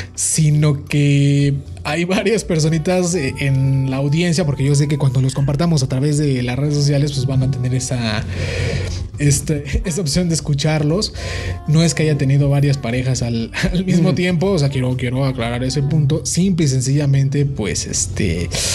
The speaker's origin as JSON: {"language": "Spanish", "country": "Mexico", "said": "como buen estudiante mexicano"}